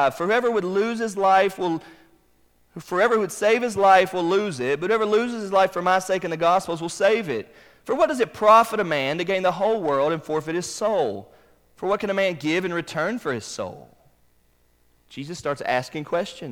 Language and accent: English; Charlotte, North Carolina, United States; Where I grew up in Charlotte, North Carolina, down the road from my parents' house